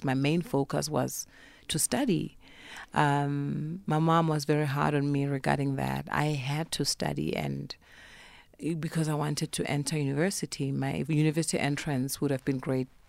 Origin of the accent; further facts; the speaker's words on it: Polokwane, Limpopo, South Africa; moved away; also born or lived in Cape Town; I grew up in Polokwane